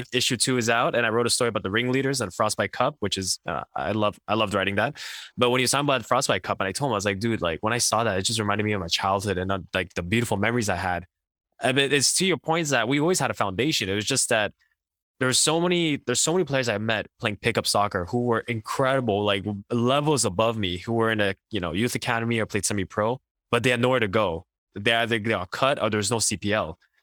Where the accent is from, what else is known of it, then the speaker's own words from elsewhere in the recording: Quebec, Canada; growing up in Quebec